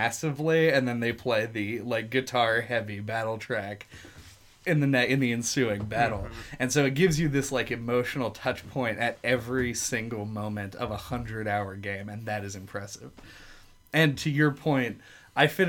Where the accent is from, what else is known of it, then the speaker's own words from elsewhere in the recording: United States; I'm an American